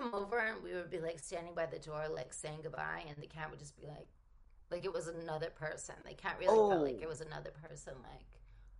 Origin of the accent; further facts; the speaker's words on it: Rhode Island, United States; also born or lived in New Jersey / Connecticut / Philadelphia / New York City; now in Los Angeles, United States; I was born technically in New Jersey, right outside of New York, and then I went to Connecticut, grew up in Rhode Island, then moved to Philadelphia, New York City, and now here.